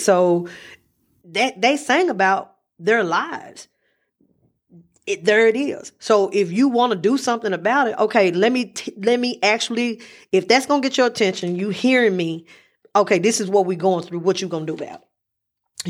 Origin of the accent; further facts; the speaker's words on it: Memphis, Tennessee, United States; I'm from Memphis